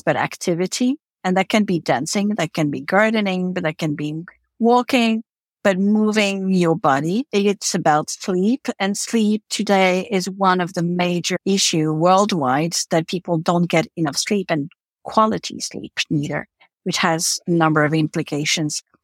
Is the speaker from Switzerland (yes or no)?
yes; Switzerland; moved away as an adult; also born or lived in New York City / Africa / Eastern Europe; I'm Swiss. I was born in Switzerland, but I lived and worked in New York City